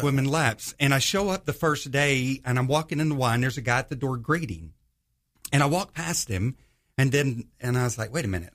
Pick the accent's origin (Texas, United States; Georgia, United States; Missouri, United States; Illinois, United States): Georgia, United States; northwest; moved away as an adult; also born or lived in Los Angeles, California / Charleston, South Carolina; now in Jacksonville, United States; when I was about eight years old, we moved to, um, the, uh, Georgia area, so kinda grew up there